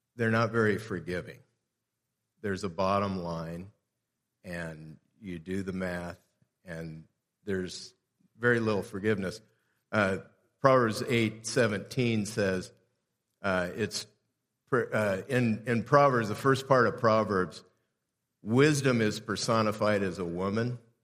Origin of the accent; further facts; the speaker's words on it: South Gate, California, United States; I grew up in Southgate, California, which is about eight and a half miles from downtown L